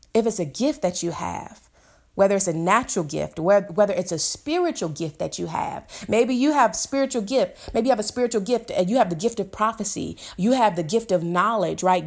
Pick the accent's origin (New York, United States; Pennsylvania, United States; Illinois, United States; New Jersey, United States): Illinois, United States; Chicago; I'm from Chicago